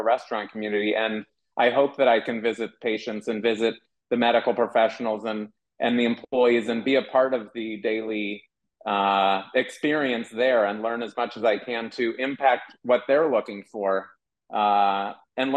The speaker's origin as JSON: {"language": "English", "town": "Shaker Heights", "region": "Ohio", "country": "United States", "tie": "born or raised there", "said": "I am a kid from Shaker Heights that grew up you know, eating a certain way"}